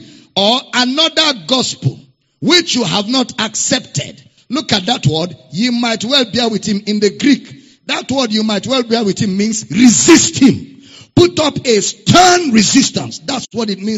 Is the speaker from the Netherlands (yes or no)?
no; Nigeria; accent: Nigerian; I'm using Nigerian, pattern of speaking